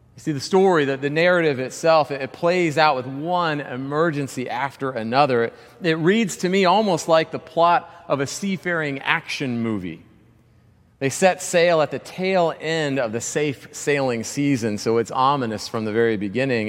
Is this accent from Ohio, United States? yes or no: no; Georgia, United States; growing up in Georgia